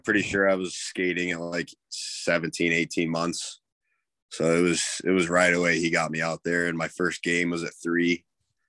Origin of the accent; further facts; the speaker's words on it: Omaha, Nebraska, United States; also born or lived in Denver, Colorado; So I was born in Denver, and I lived there until I was about 7 or 8. And then I moved to Omaha, Nebraska when I was probably 9.